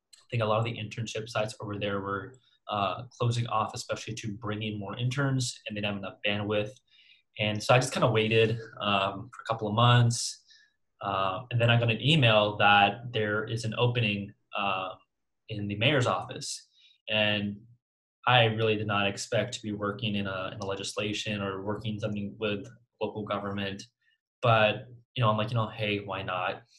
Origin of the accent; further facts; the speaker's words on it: Central Valley, California, United States; I'm from the Central Valley, right? And um, I've grown up in the Central Valley